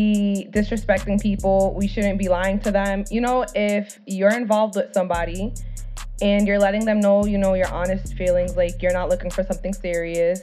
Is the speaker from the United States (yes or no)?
yes; Rhode Island, United States; I was born to a Dominican family, and I'm obviously from Rhode Island.